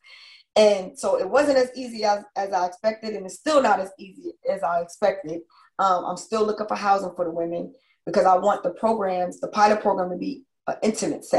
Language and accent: English; New York, United States; moved away as an adult; also born or lived in New Jersey; now in Georgia, United States; I'm a New Yorker.